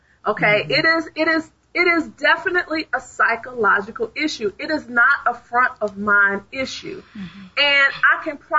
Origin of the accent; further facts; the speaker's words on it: Chicago, Illinois, United States; moved away; when I grew up in Chicago, on the south side of Chicago, everything was black.